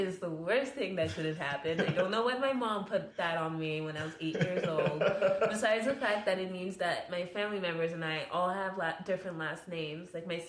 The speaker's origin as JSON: {"language": "English", "country": "France", "tie": "born or raised there", "accent": "French", "second_language": "English", "moved": "yes", "said": "it's French and I was born in France"}